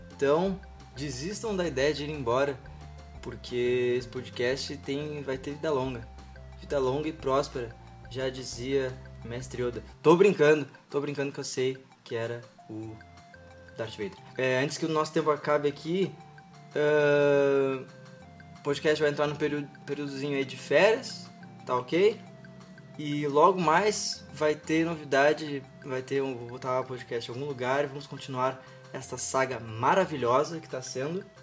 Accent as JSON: {"language": "Portuguese", "region": "Rio Grande do Sul", "country": "Brazil", "said": "eu sou daqui do Rio Grande do Sul"}